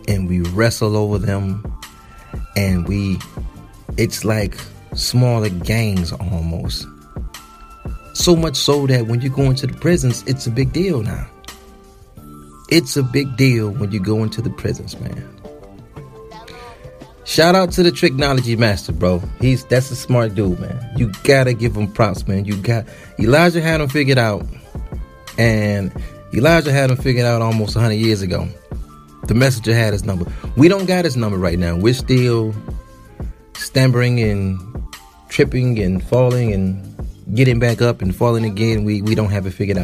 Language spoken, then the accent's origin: English; Detroit, Michigan, United States; I'm from Detroit